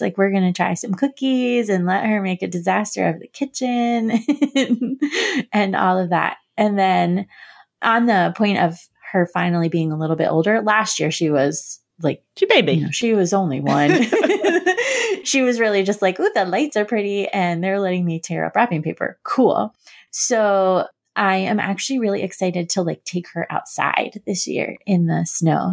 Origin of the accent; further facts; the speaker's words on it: Florida, United States; moved away; when I was growing up in Florida